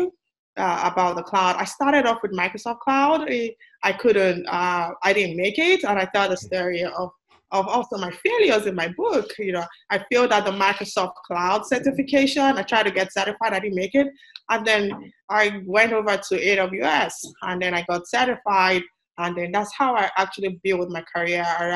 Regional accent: Nigeria; moved away as an adult; now in United States; I'm from Nigeria. Like you said, I grew up in Nigeria. I went to elementary, high school, went to college, in Nigeria

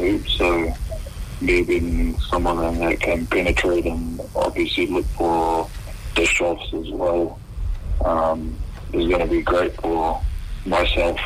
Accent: New Zealand; being a Kiwi

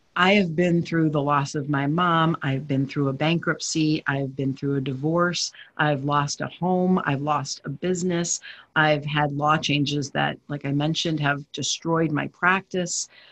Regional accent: New Jersey, United States; I grew up in New Jersey

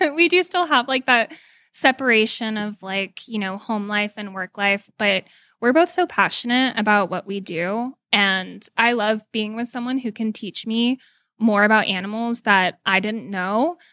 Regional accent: Dallas, Texas, United States; moved away; I'm originally from Dallas

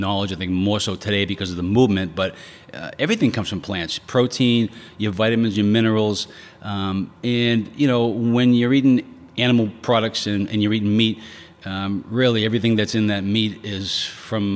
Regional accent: Quincy, United States; I grew up in Quincy. Remember Quincy guy? Born and raised

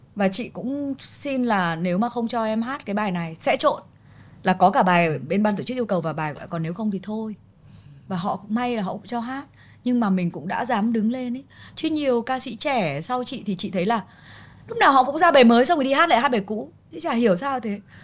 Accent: Vietnam; tâm hồn mình vẫn là người Việt Nam

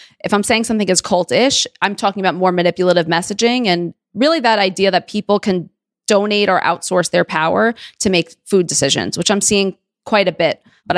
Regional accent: New York City, New York, United States; I'm a Jew from Queens.

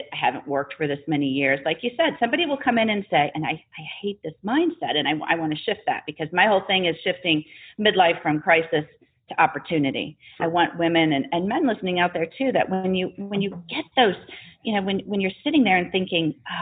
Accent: Wisconsin, United States; moved away as an adult; also born or lived in Indianapolis; I'm a Wisconsin girl, born and bred.

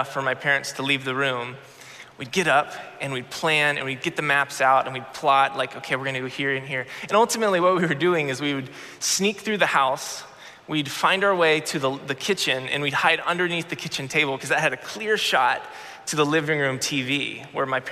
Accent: Florida, United States; I grew up in Florida

